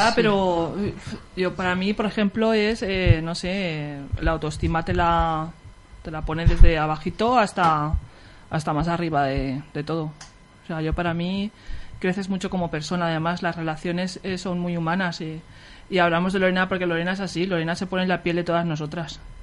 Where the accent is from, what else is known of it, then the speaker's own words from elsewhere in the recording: Picassent, Valencian Community, Spain; somos todas de Picasen